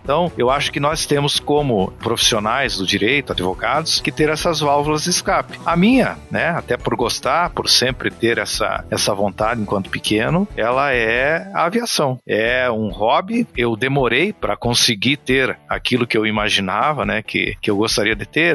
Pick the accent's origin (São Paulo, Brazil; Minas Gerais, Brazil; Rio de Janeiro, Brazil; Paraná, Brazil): Paraná, Brazil; Pato Branco; also born or lived in Curitiba; Eu moro em Pato Branco e vou para casa todo final de semana e venho para Curitiba todo final de semana. Então é uma distância bem considerável, são 430 quilômetros. Você já esteve lá na minha terra